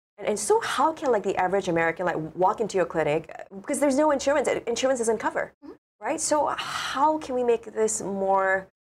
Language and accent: English; Singapore; I'm from Singapore